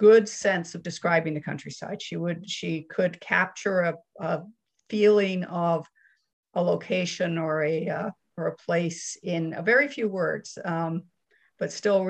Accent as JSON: {"language": "English", "country": "Canada", "tie": "born or raised there", "said": "I grew up in Canada, but with that constant sense that England was home."}